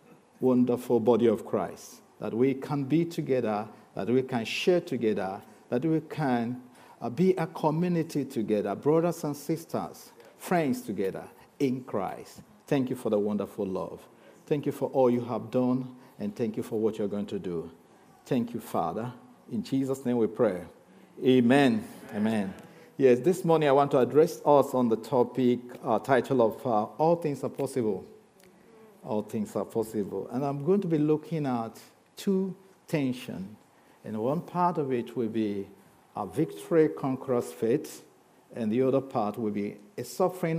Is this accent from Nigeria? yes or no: yes; Nigeria; also born or lived in Lagos; I know you struggle with my accent. But also, I just want to be a Nigerian. I'm a Nigerian